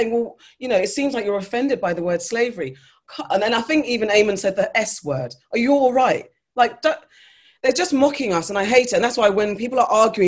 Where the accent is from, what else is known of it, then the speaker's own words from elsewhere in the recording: United Kingdom; also born or lived in Ghana (ancestry); I'm English, I'm British, I, yes, by my passport